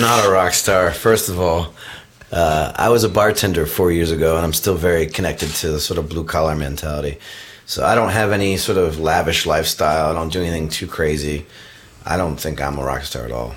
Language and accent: English; Providence, Rhode Island, United States; my area where I grew up in Providence, Rhode Island